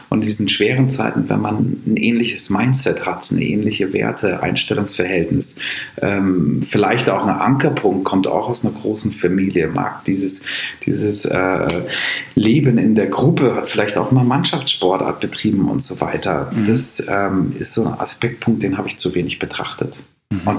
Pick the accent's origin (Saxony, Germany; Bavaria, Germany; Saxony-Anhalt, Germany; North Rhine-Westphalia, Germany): Bavaria, Germany; Munich; Und dann kam die Frage, ja, wo kommst du eigentlich her? Ja, aus München.